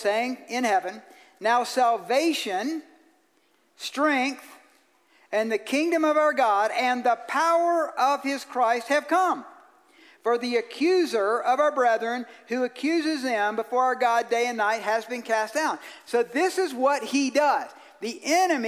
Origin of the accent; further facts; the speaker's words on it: Georgia, United States; I'm from Georgia.